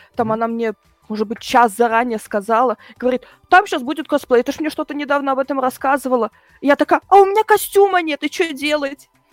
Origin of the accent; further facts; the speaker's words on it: Germany; also born or lived in Bryansk, Russia; в первый мой день рождения мы переехали в Германию по еврейской миграции